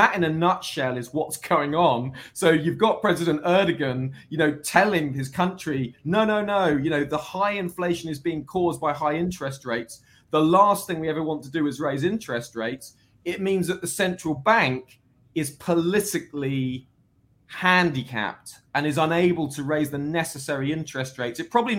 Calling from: Wolverhampton, West Midlands, United Kingdom; From the United Kingdom. Just outside Wolverhampton, Birmingham, the second city here in the UK.

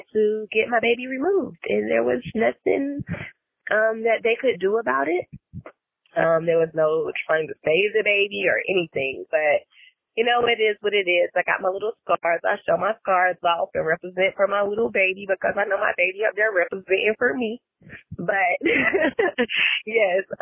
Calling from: Greenville, South Carolina, United States; I'm calling from Greenville, South Carolina

